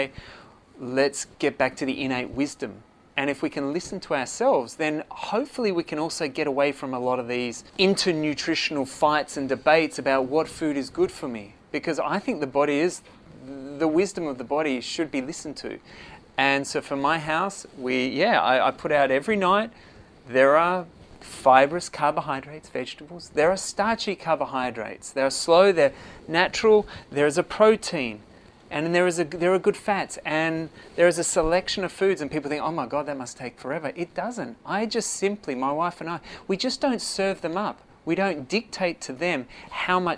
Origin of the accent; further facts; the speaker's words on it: Perth, Western Australia, Australia; accent: Australian; moved away as an adult; now in Phuket, Thailand; the accent will say Australia, born and bred in Perth, Western Australia